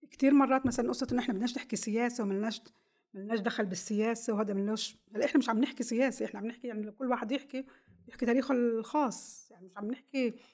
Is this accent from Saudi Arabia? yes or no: no; Israel; فكل شيء بيتعلق فينا كفلسطينيين الداخل